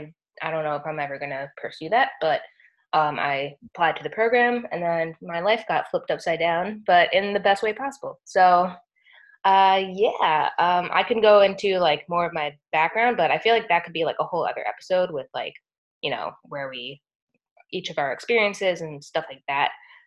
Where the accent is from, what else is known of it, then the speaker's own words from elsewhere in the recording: New York, United States; moved away as an adult; now in Tampa, United States; I flew down to Tampa. I'm originally from New York.